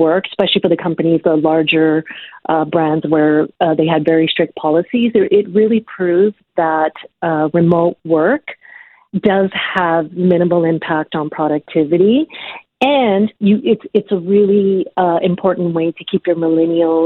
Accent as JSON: {"language": "English", "town": "Ottawa", "region": "Ontario", "country": "Canada", "tie": "born or raised there", "also_born_or_lived": "Uganda / Regina, Saskatchewan", "moved": "as an adult", "lives_now": "Toronto, Canada", "said": "I grew up in Ottawa, and Ottawa was, it was not as multicultural as it is today."}